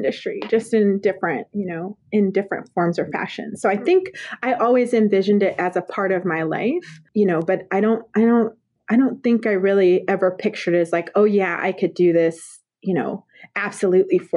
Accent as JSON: {"language": "English", "region": "Colorado", "country": "United States", "tie": "born or raised there", "said": "I grew up in Colorado"}